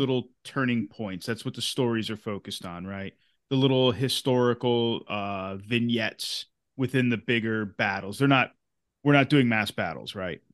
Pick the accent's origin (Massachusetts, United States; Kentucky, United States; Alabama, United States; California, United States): Massachusetts, United States; where I grew up in Massachusetts is on, um, Knox Trail. And my hometown is one of the stopovers